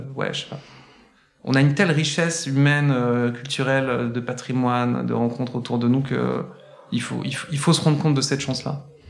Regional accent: Saint-Étienne, Auvergne-Rhône-Alpes, France; moved away as an adult; now in Paris, France; je suis né, je suis né sur notre belle et magnifique terre verte et charbonneuse de, Saint-Étienne. Euh, il y a quelques années maintenant quand même. Et j'ai grandi

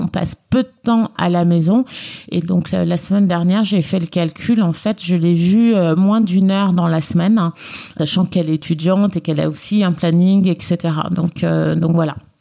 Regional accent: Guinea; also born or lived in Lyon, France; now in Paris, France; je viens de Lyon et plus exactement de la République de Guinée

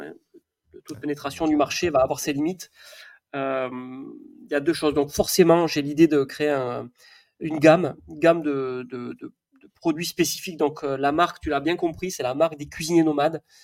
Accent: the South-West, south-west France, France; now in Savoie, France; je suis quand même du Sud-Ouest

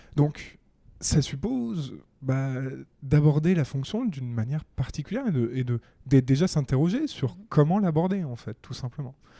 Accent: Paris, Île-de-France, France; Je suis un Parisien de 30 ans. J'ai grandi en fait toute ma vie à Paris

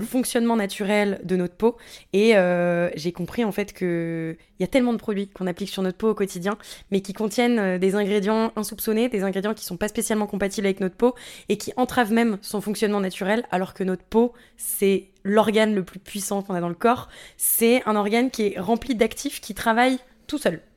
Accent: Sucy-en-Brie, Île-de-France, France; also born or lived in Canada; J'ai grandi à suissy en henri dans le 94

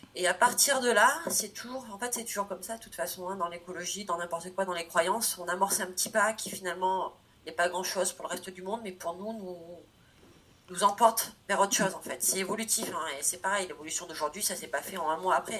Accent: Corrèze, Nouvelle-Aquitaine, France; j'ai une famille, donc je viens de Corrèze, donc euh, qui est issue d'agriculture

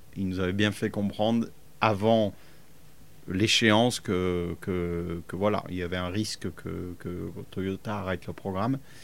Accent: Fréjus, Provence-Alpes-Côte d'Azur, France; moved away as an adult; also born or lived in Cologne, Germany / Italy; now in England, United Kingdom; je viens de, de Fréjus, originellement, donc on n'était pas loin de Monaco.

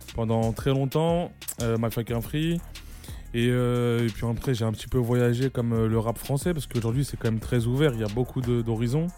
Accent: Lyon, Auvergne-Rhône-Alpes, France; moved away; also born or lived in Paris / Marseille; je suis né à Gerland, j'ai grandi à Gerland

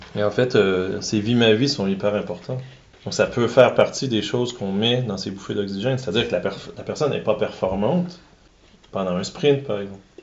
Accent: Quebec, Canada; accent: Québécois; j'ai un accent québécois

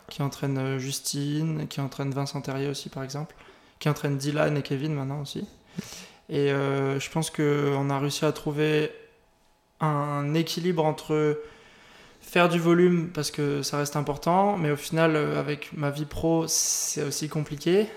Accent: St. Martin; je viens de Saint-Martin, dans les Antilles. C'est une petite île.

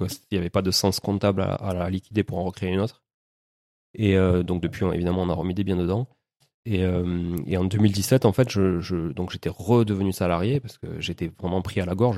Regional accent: Toulouse, Occitania, France; also born or lived in Montreal; je suis né à Toulouse, ça s'entend peut-être un peu

